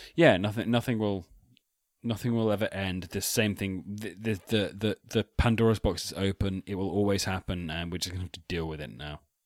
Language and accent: English; Salisbury, South West England, United Kingdom; I'm from Salisbury